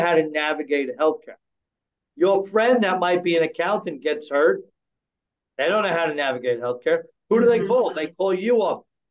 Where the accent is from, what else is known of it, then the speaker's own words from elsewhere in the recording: United States; We, as American people